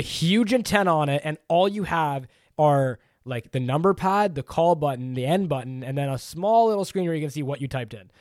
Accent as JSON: {"language": "English", "country": "Canada", "said": "I'm Canadian."}